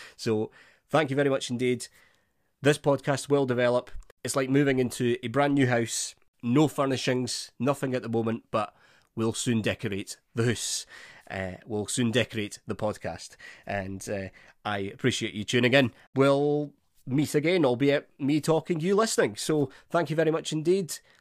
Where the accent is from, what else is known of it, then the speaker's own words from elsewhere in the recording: Scotland, United Kingdom; being a Scot